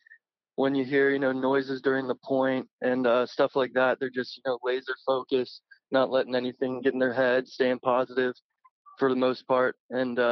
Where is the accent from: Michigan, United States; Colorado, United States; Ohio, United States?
Ohio, United States; Cincinnati; I'm from Cincinnati